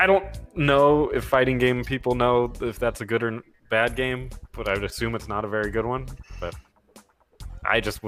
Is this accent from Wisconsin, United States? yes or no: no; Arizona, United States; I'm from Arizona